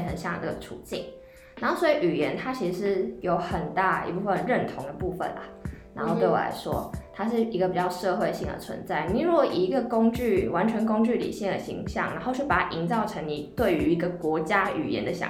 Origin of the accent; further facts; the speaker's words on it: Chiayi, Taiwan; 我是嘉义人。然后我就是具备，我会讲华语，然后我也会讲台语